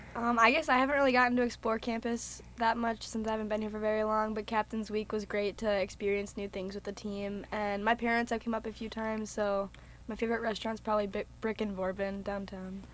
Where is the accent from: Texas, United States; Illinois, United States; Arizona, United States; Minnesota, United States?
Minnesota, United States; Lakeville; I'm from Lakeville, Minnesota, so it's about an hour and a half away.